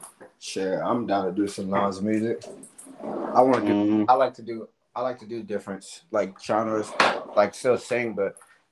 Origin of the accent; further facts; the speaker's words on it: Florida, United States; now in Atlanta, United States; So, I'm from Florida, by the way.